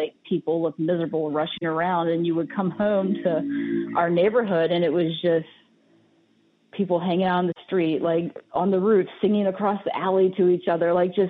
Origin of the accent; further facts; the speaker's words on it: Powhatan, Virginia, United States; also born or lived in New York City; now in Richmond, United States; I grew up in Powhatan, like, right at the line by James River High School.